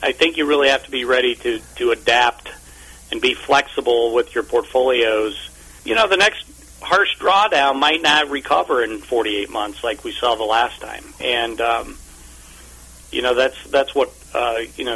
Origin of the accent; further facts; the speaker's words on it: Omaha, Nebraska, United States; I grew up in Omaha, Nebraska